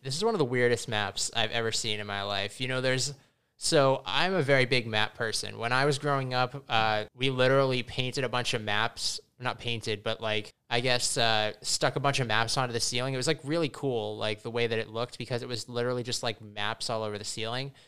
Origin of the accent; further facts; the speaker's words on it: Massachusetts, United States; we come from Massachusetts